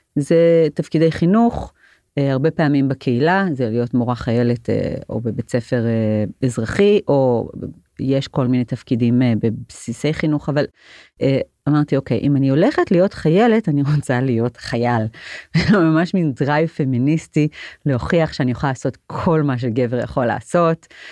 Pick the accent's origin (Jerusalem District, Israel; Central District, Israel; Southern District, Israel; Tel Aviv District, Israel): Jerusalem District, Israel; Jerusalem; גדלתי בעיר העתיקה, מרוב היהודי בעיר העתיקה בירושלים